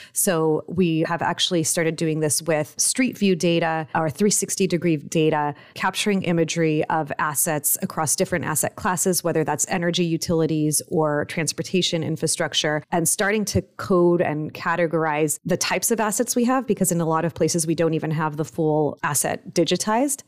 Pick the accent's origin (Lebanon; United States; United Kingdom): United States; Los Angeles, California; also born or lived in Mexico; I was born in Mexico and raised in Los Angeles, so I went back and forth a lot as a kid.